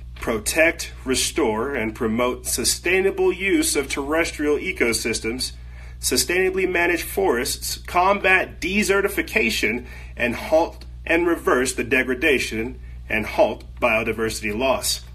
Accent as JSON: {"language": "English", "country": "United States", "said": "I'm fourth generation free slave American or freed African here in America"}